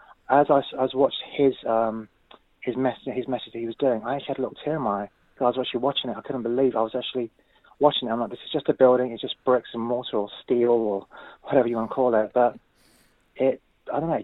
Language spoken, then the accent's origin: English; London, United Kingdom; also born or lived in Northumberland Park, London; I'm originally from Seven Sisters, moved up to Northumberland Park